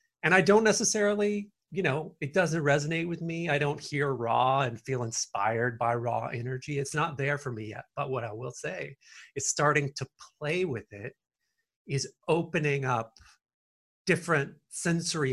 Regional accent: the South, near Nashville, Tennessee, United States; I come from the South and near Nashville, Tennessee.

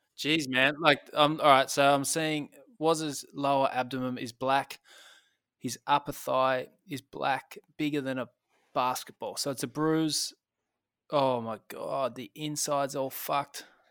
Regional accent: Tasmania, Australia; I'm from Tasmania

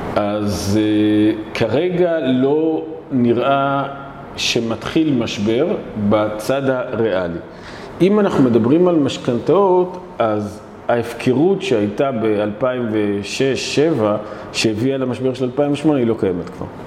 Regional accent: Israel; אני אבא, אני ישראלי ואני ציוני

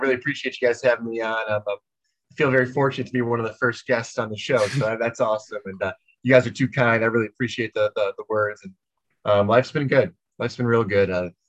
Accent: suburb outside Chicago, Illinois, United States; moved away as an adult; also born or lived in Nebraska; So I'm from a suburb outside Chicago, Illinois.

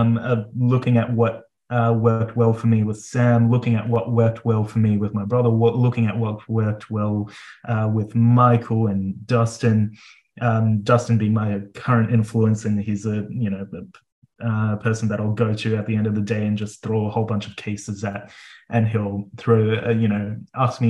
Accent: Melbourne, Victoria, Australia; moved away as an adult; also born or lived in Adelaide; now in South Australia, Australia; I'm originally from Melbourne, but we trained in Adelaide

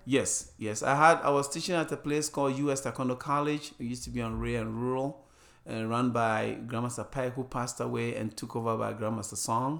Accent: Ghana; moved away as an adult; also born or lived in Arizona; now in United States; I started a school wherever I went when I grew up, growing up in Ghana.

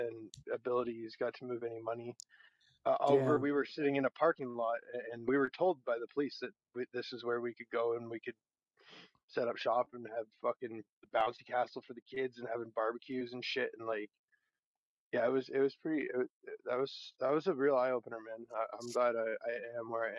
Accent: Toronto, Ontario, Canada; moved away; I'm from Toronto

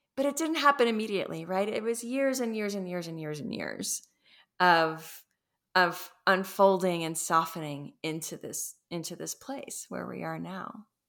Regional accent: Los Angeles, California, United States; I come from Los Angeles

